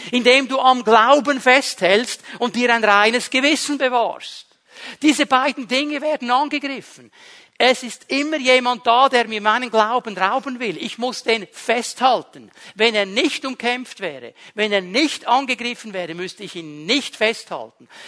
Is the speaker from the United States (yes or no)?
no; Switzerland; Uns im Westen fordert es heraus, uns als Schweizer fordert es sowieso heraus. Wir sind neutral.